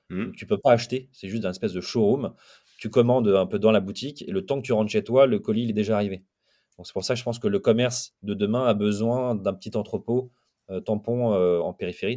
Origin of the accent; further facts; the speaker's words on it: Lille, Hauts-de-France, France; moi je suis Lillois, j'habite à Lille